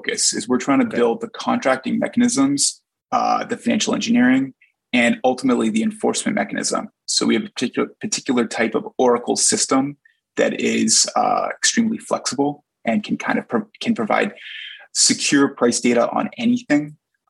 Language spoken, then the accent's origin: English; Edmonton, Alberta, Canada; Well, I can give a great answer because I grew up in Edmonton, like as a little kid during the Gretzky dynasty era.